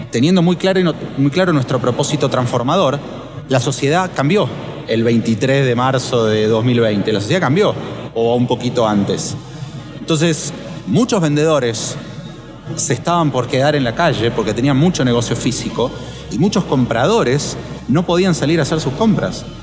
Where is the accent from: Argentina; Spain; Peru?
Argentina; perdón que te tuteo, soy, argentino.